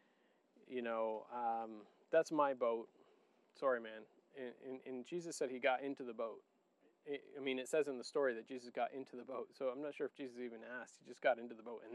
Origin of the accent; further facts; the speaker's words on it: Niger; moved away; I grew up in Niger too